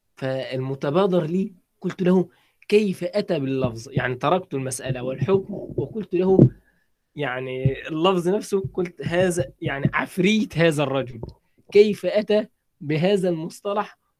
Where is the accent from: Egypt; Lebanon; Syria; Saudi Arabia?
Egypt; عندنا في مصر